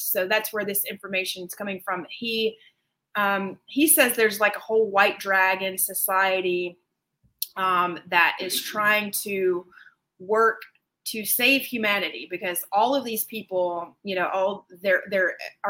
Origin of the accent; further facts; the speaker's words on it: Georgia, United States; I'm originally from Georgia